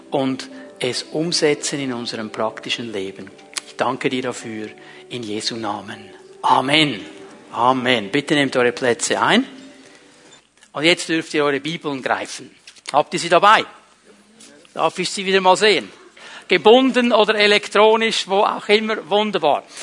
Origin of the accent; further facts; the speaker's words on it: Switzerland; okay, die Engländer sind so, Klammer, das denken wir nur, zum Glück sind wir Schweizer nicht so, Klammer geschlossen.